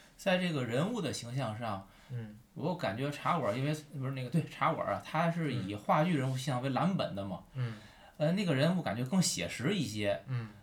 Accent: Tianjin, China; 咱我作为一个天津人

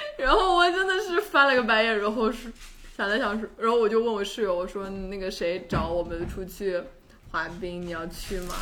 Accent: southern China, China; moved away as an adult; also born or lived in Beijing / Boston; now in United States; 我算是个南方人嘛，我们那儿冬天 不是经常下雪

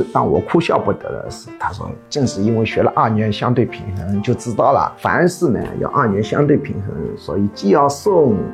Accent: China; 我们中国人呐，以利益为重的程度实在是太高了啊

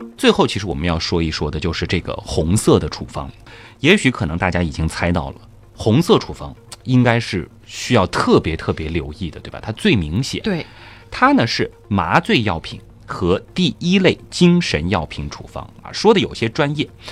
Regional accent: China; 我们中国人有句老话，是药三分毒

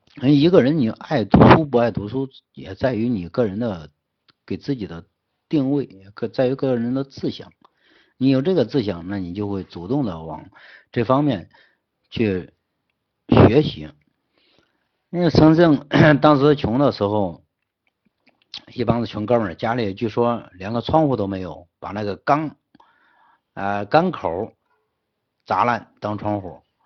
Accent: Henan, China; 我们河南人

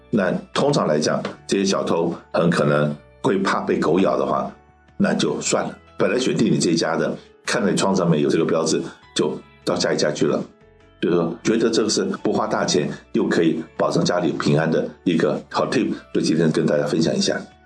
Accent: Taiwan; moved away; 我的生长的环境是当年我在台湾出生长大嘛

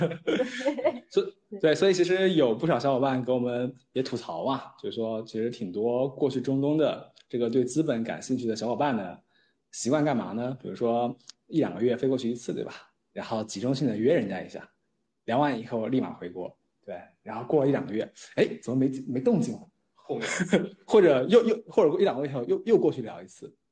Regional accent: China; 我们嗯。中国人

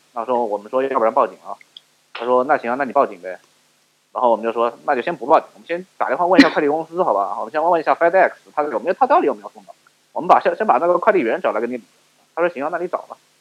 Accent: China; now in United States; 因为我们亚裔的学生，我们中国人

